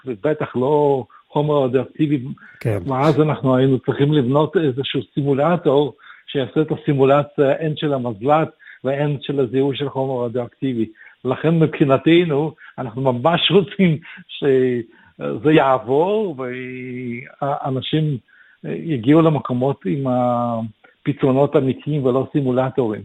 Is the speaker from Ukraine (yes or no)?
yes; Kyiv, Ukraine; also born or lived in Israel / North Sydney, Australia; now in Sydney, Australia; אני נולדתי בקייב באוקראינה